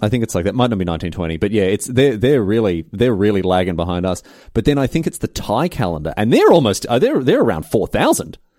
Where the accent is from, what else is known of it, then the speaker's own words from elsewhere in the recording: Australia; in Australia we call 'em garage sales